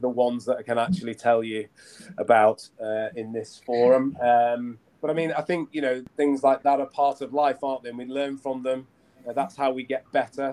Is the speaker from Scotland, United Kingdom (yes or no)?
no; Lancashire, North West England, United Kingdom; I grew up in Lancashire, up in the north of England.